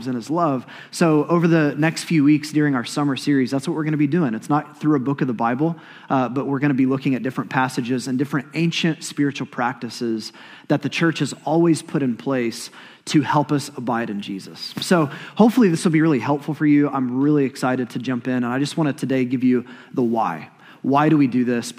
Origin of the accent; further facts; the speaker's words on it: Oklahoma, United States; Growing up in Oklahoma like I did